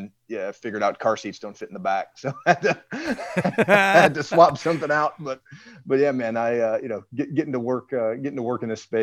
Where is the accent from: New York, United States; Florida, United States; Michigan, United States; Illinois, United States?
Michigan, United States; Detroit; You know, I'm from Detroit myself, and you know, getting to work with this brand's amazing.